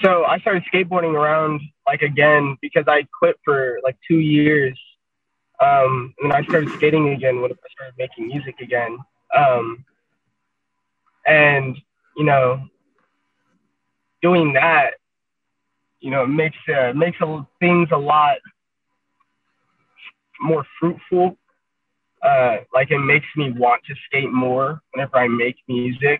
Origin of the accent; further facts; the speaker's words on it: Albuquerque, New Mexico, United States; in Albuquerque, I mean, you grow up and it's like West Side Locos, and I grew up on the West Side